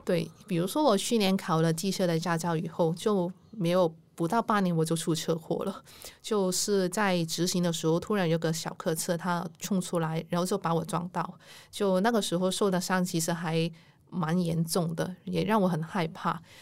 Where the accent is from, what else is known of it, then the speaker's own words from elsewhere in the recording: Hong Kong; first language Cantonese; Chinese is a second language; moved away as an adult; now in Kaohsiung, Taiwan; 我是一个香港人，然后我住在高雄已经三年多了，现在就在高雄工作